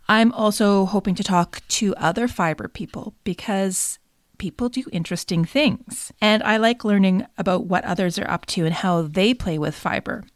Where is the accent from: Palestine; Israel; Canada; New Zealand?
Canada; I'm also Canadian